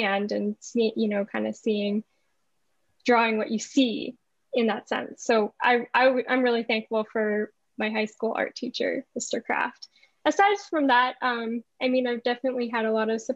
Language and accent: English; Thunder Bay, Ontario, Canada; I was raised in Thunder Bay